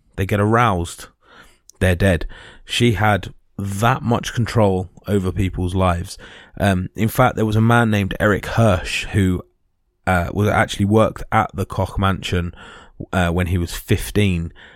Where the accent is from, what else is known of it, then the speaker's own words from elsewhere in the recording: United Kingdom; we as British